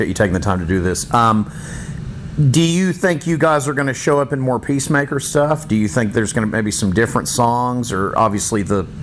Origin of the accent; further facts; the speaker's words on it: United States; As an American fan